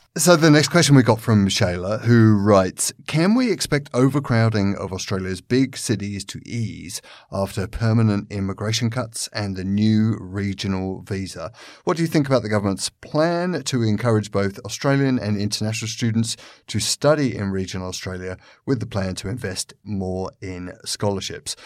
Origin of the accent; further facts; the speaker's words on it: London, United Kingdom; I come from London, which is a city which is where most people move around on a day to day basis by the underground.